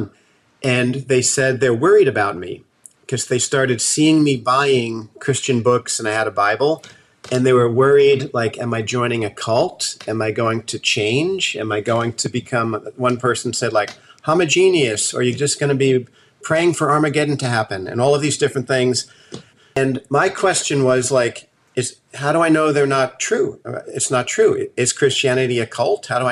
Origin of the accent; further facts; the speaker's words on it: New Jersey, United States; moved away as an adult; also born or lived in Colorado; now in Santa Cruz, United States; I was born and raised in New Jersey and grew up right near New York City